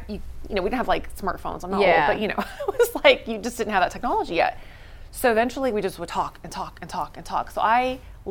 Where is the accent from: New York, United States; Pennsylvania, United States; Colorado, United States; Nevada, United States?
Nevada, United States; Las Vegas; I'm from Las Vegas originally. So what happens in Vegas usually like stays in Vegas.